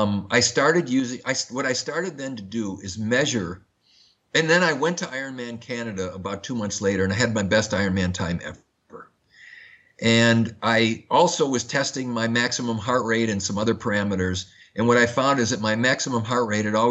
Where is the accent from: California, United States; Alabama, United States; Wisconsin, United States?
Wisconsin, United States; Madison; I grew up in Madison, Wisconsin, which is the home of Oscar Mayer meatpacking.